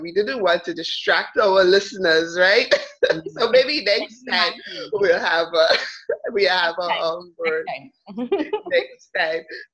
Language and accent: English; Grenada; also born or lived in Trinidad and Tobago; I am Grenadian, but I was born in Trinidad